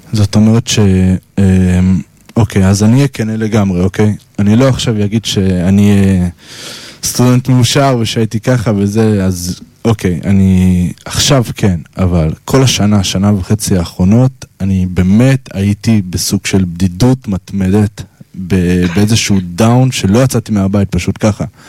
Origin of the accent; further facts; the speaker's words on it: Holon, Tel Aviv District, Israel; ואני מחולון